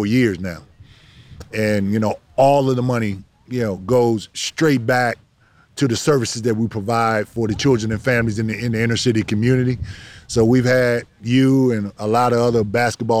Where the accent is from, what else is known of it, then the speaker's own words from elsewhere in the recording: Virginia, United States; moved away as an adult; now in Miami, United States; growing up in Virginia, you know, I grew up in foster care